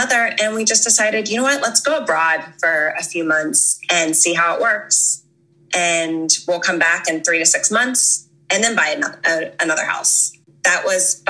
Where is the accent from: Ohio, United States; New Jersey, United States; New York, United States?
Ohio, United States; Cincinnati; moved away as an adult; also born or lived in Georgia; I grew up in Cincinnati, Ohio.